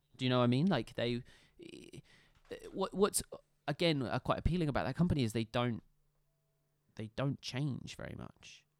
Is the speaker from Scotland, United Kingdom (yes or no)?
yes; Scotland, United Kingdom; realistically, I'm Scottish